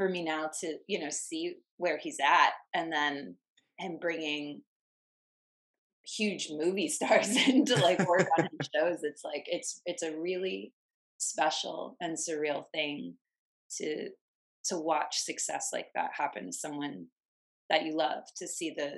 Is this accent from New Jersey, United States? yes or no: no; Virginia, United States; moved away as an adult; now in Los Angeles, United States; I'm from Virginia, LA's 3,000 miles away from my family. I was 22